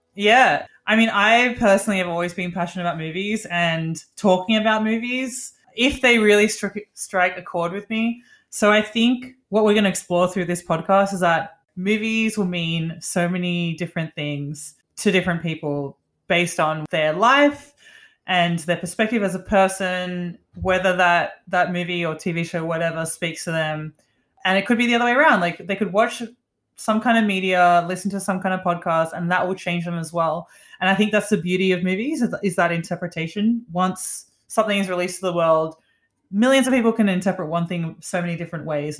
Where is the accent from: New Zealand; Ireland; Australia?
Australia; moved away as an adult; also born or lived in Sydney; now in New York City, United States; we're from Australia. That's where we met.